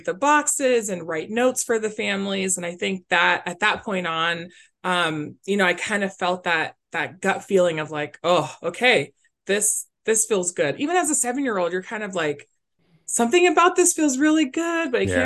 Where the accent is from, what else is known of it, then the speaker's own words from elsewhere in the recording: Glendale, Arizona, United States; also born or lived in Phoenix, Arizona / Tucson, Arizona; born and raised in Glendale, which is a little pocket right next to Phoenix, Arizona